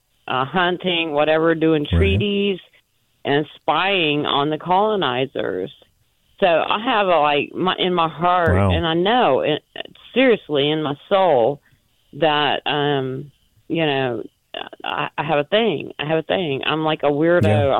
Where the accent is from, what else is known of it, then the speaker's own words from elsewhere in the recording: Louisiana, United States; I grew up in Louisiana on a cotton farm.